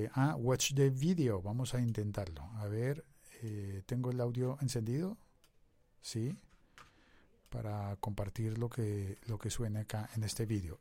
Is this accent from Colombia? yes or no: yes; Colombia